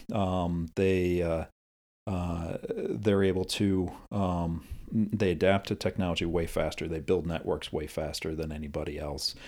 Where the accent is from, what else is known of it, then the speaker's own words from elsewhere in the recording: United States; as an American